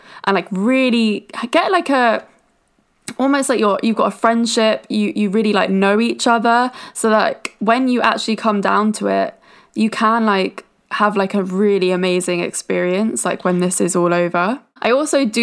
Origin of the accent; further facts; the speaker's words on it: United Kingdom; I am British